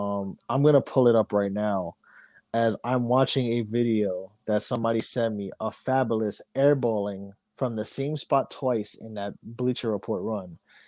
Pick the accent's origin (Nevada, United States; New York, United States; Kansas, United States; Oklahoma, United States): New York, United States; New York City; also born or lived in Albany, New York; As a New Yorker, yes, I'm about to move, but as a who's lived here for my first 30 years of my life, or damn near 30 years